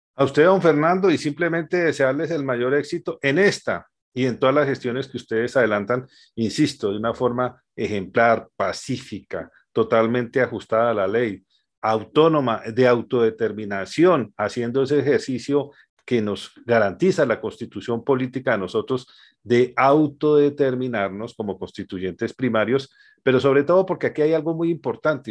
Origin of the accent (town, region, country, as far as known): Colombia